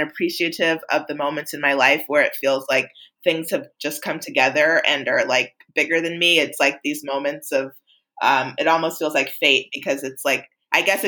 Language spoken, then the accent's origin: English; New York, United States; moved away as an adult; also born or lived in Los Angeles, United States; I'm from New York, but I moved to LA for film school